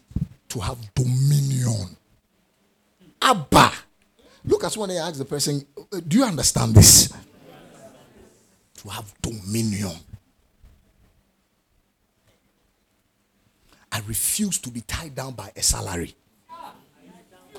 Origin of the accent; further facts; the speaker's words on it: Ghana; I'm a Ghanaian and I'm defining it by where my parents found themselves and gave birth to me